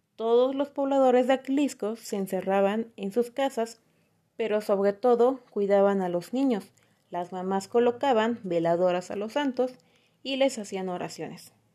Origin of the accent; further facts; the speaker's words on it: Atlixco, Puebla, Mexico; moved away; de donde soy, de originaria de Aclisco